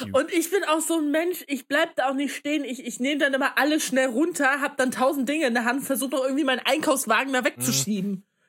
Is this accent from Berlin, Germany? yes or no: no; Leipzig, Saxony, Germany; moved away as an adult; now in Magdeburg, Germany; ich komme ja nicht aus Magdeburg, sondern aus ähm, Leipzig